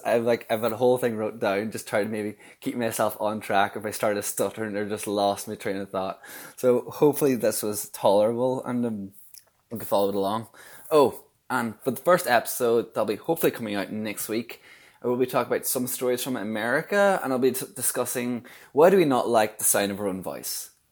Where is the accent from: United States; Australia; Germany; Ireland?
Ireland; Donegal, Ulster; I'm from Donegal